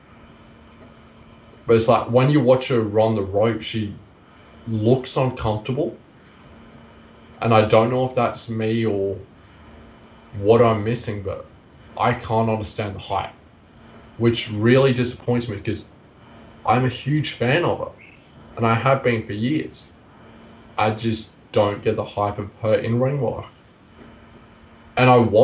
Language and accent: English; Queensland, Australia; which not only is my home country, but it's also my home state